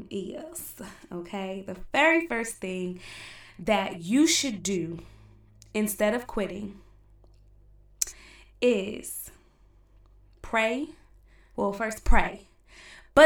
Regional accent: East Orange, New Jersey, United States; I'm from East Orange

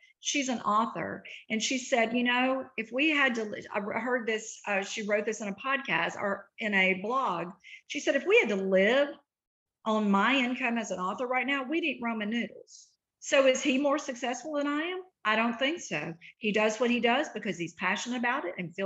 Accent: Eupora, Mississippi, United States; now in Nashville, United States; I am a girl from Route 3, Box 89, Eupora, Mississippi, grew up very poor

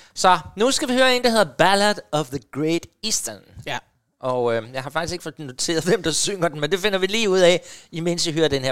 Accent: Hårby, Southern Denmark, Denmark; moved away; jeg kommer jo faktisk nede fra Hårby, Assens

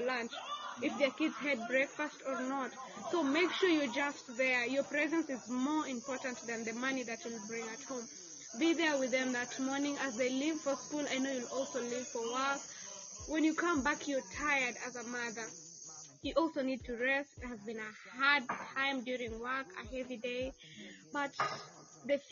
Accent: Kenya; moved away as an adult; now in Uganda; I'm from Kenya.

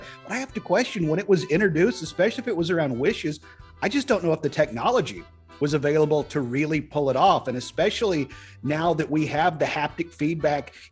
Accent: East Tennessee, United States; we're from East Tennessee. We are born and bred in orange and white for the Vol Nation

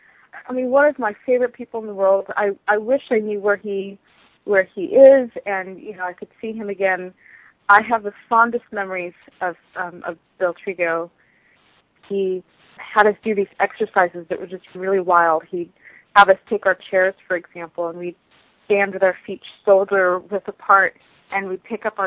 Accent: South Africa; also born or lived in Southern California, United States; I am originally from South Africa by way of Southern California.

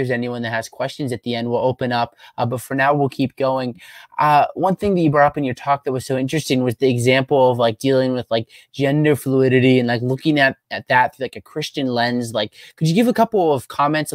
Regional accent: Pennsylvania, United States; I'm from Pennsylvania

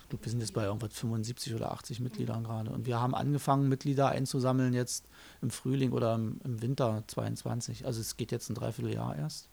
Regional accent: Germany; Ich bin in der DDR groß geworden

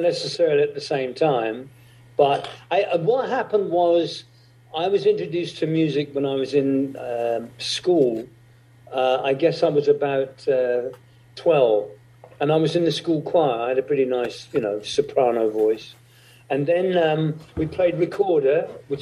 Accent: England, United Kingdom; Where I was brought up in England was very, very remote

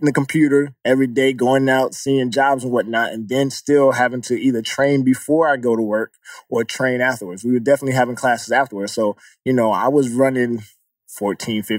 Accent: Atlanta, Georgia, United States; moved away as an adult; now in New York, United States; my mom raised me and I came from Atlanta

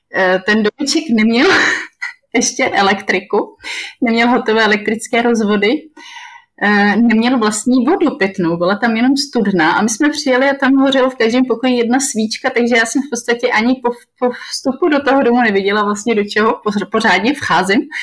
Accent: Czechia; moved away as an adult; now in Benin; tam jsem určitě jediná z České republiky

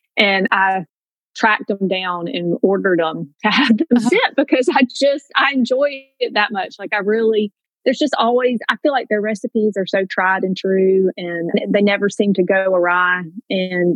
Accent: Fayetteville, Georgia, United States; moved away as an adult; now in Southwest Georgia, United States; I grew up in Metro Atlanta, just south of Atlanta in Fayetteville, Georgia. But I've called Southwest Georgia my home for the last 23 years.

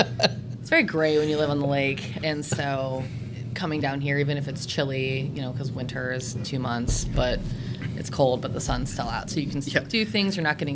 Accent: Cleveland, Youngstown area, Ohio, United States; moved away as an adult; now in Charlotte, United States; we moved to Charlotte right at the end of 2019. Right before COVID, thank God. We are originally from Cleveland, Youngstown area in Ohio.

